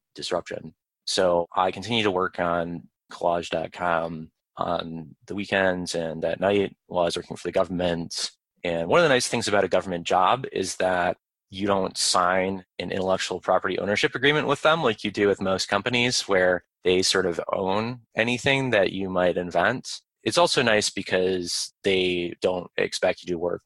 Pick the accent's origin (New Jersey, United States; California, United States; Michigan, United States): Michigan, United States; White Lake; moved away as an adult; also born or lived in Ann Arbor, Michigan; now in Arlington, Virginia, United States; I grew up in Michigan